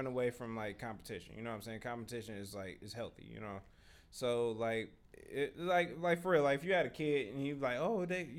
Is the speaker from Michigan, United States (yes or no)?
yes; Detroit, Michigan, United States; Oh, where you from? I'm like, I'm from the west side